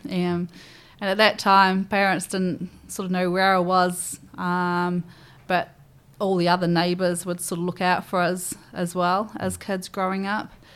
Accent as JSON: {"language": "English", "town": "Nottingham", "region": "East Midlands", "country": "United Kingdom", "tie": "born or raised there", "moved": "as an adult", "lives_now": "New Zealand", "said": "I grew up in, uh, Nottingham, so born and bred in Nottingham"}